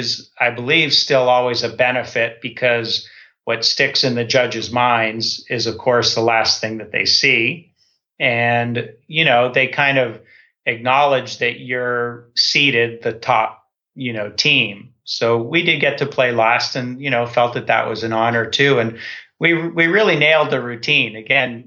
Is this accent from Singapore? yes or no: no; Toronto, Ontario, Canada; I grew up in Toronto